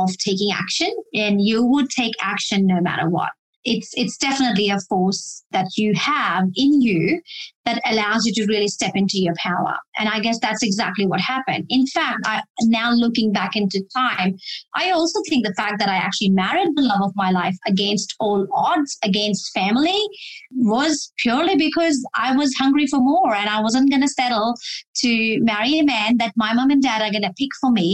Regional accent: Delhi, India; moved away as an adult; now in Australia; I was born and brought up in Delhi, India, and I came to Australia, which is my current country I'm living in.

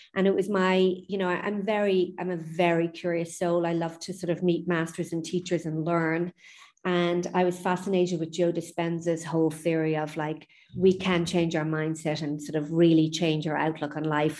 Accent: Lucan, Leinster, Ireland; also born or lived in New York, United States; now in Ibiza, Spain; just outside Dublin, Lucan, eight miles west of Dublin. Uh, grew up there, born in the late 60s.

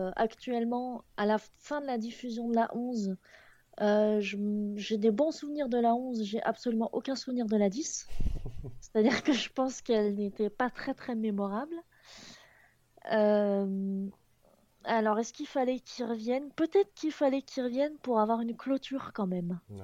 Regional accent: Picardy, Hauts-de-France, France; je viens de, des Hauts-de-France, mais ah je, je, tiens à la Picardie avant tout

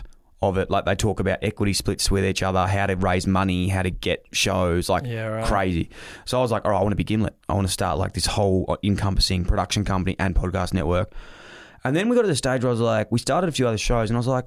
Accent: Victoria, Australia; I was from Vic

